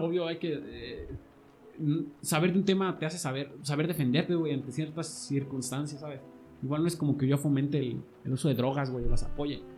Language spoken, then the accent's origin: Spanish; Mexico; nos damos, güey, los mexicanos